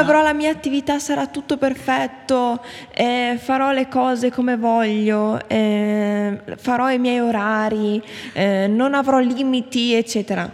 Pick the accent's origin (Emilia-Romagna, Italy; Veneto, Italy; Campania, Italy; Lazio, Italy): Emilia-Romagna, Italy; Bologna; noi siamo di Bologna